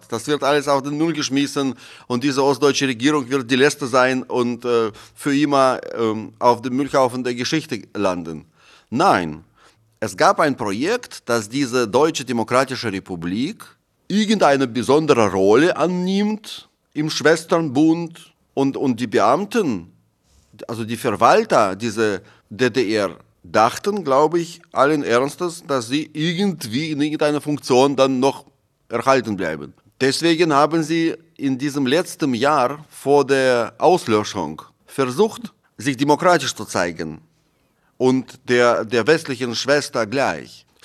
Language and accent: German; Moscow, Russia; Ich habe in einer VR-Brille bei Google Maps eingegeben meine Straße in Moskau, wo ich aufgewachsen bin und mein Haus.